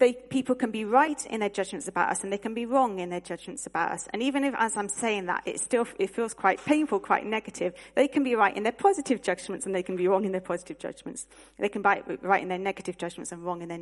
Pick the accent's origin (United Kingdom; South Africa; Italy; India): United Kingdom; as British people